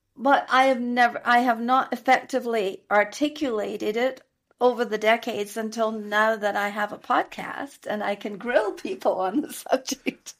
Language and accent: English; Scotland, United Kingdom; accent: Scottish; moved away as an adult; also born or lived in London / Cameroon / Dubai / United States; now in Mexico; I am a native Scot. I am from Scotland